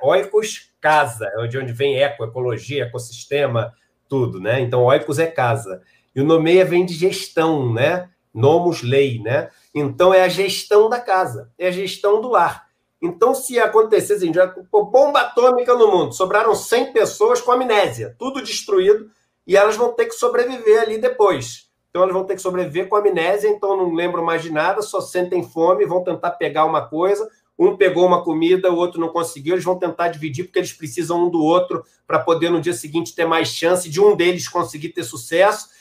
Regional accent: Rio de Janeiro, Brazil; also born or lived in San Diego, California; um cara que nasci no Rio de Janeiro, pele branca, entendeu? Pude estudar nesses colégios

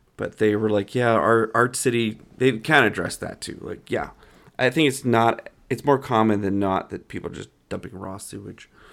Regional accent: Calgary, Alberta, Canada; I grew up in Calgary

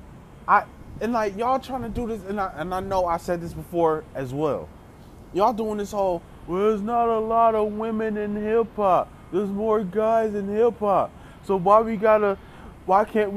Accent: Memphis, Tennessee, United States; moved away; I grew up in Memphis as a child. Like, I spent some years, my childhood years in Memphis.

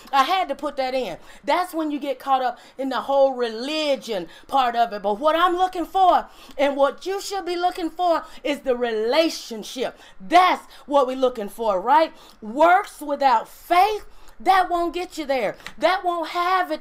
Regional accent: Mississippi, United States; I'm from Mississippi

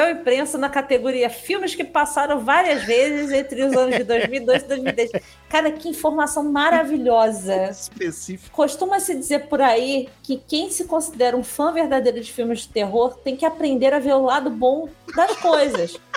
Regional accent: Fraiburgo, Santa Catarina, Brazil; Sou de Fraiburgo, no interior de Santa Catarina.

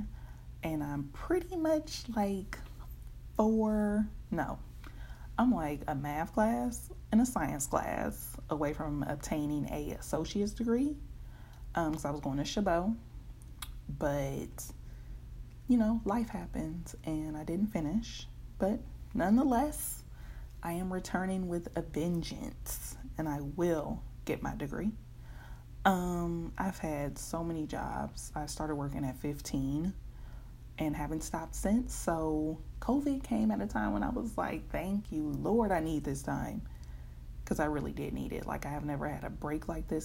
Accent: Oakland, California, United States; also born or lived in Union City, California; I'm from Oakland, born and raised partly. I was definitely born there. I lived in Oakland until 8th grade, where we relocated to Union City

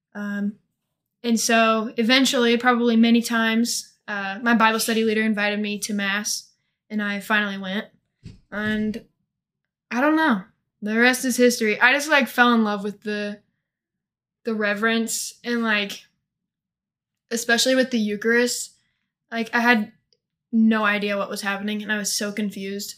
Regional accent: Monroe City, Missouri, United States; I'm from a little bitty town in northeast Missouri called Monroe City.

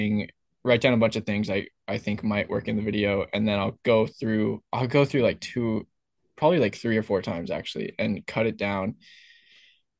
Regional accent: Berkeley, California, United States; now in Santa Barbara, United States; I grew up in Berkeley

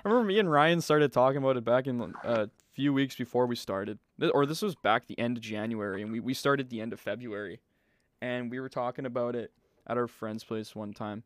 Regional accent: Manitoba, Canada; we're from Manitoba

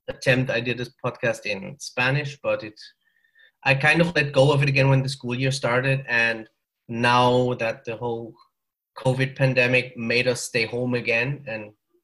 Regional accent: Germany; accent: German; also born or lived in northern Mexico; now in Mexico; I'm from Germany originally. So I think you can hear that from the accent. But I'm living in northern Mexico

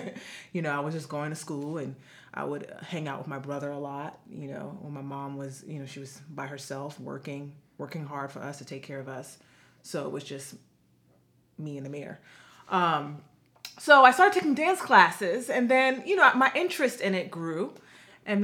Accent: New York City, New York, United States; I'm from the Bronx in New York City, aka the boogie down Bronx, as I always like to say. So I was born and raised there in the Bronx.

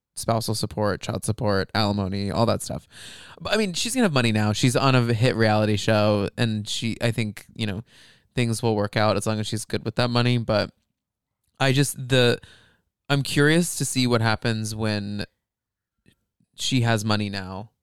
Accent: Flower Mound, Texas, United States; I grew up in Flower Mound.

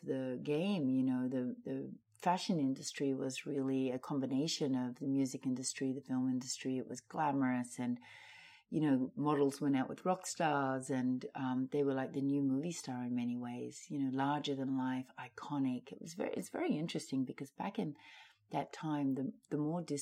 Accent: Australia; also born or lived in New York / London / Los Angeles; now in Miami, United States; I'm Australian.

